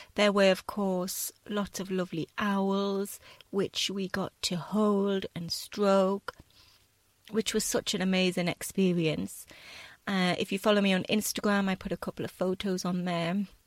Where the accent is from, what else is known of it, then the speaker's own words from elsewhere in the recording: United Kingdom; also born or lived in south of Spain; now in Spain; being British